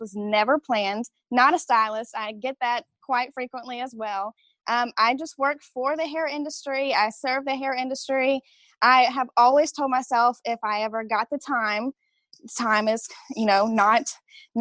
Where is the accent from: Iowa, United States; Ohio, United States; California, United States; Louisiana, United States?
Louisiana, United States; Alexandria; also born or lived in San Antonio, Texas; I am from Alexandria, Louisiana, and it's a little tiny town directly in the middle of Louisiana, and you're probably going to catch on the accent.